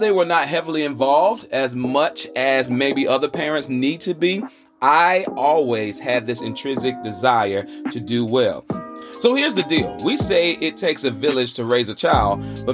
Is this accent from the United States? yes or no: yes; Charlotte, North Carolina, United States; accent: Southern; I'm bringing joy from the South. Most importantly, the QC, the Queen City, Charlotte, North Carolina